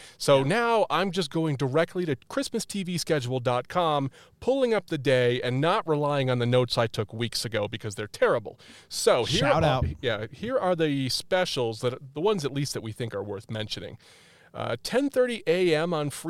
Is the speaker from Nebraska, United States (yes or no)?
no; Connecticut, United States; I'm from Connecticut?